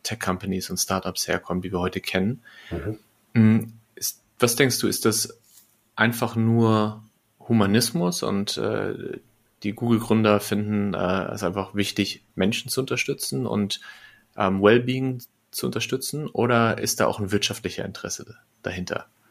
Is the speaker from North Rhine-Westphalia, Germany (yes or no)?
yes; Lippstadt, North Rhine-Westphalia, Germany; also born or lived in Bielefeld; now in Berlin, Germany; in Bielefeld, wo ich lange war, ähm, oder in, in Lippstadt, wo ich geboren bin